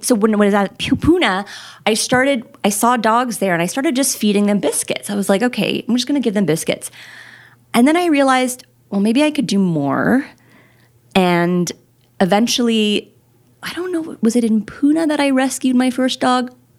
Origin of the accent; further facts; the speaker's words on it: Quebec, Canada; I grew up driving in Quebec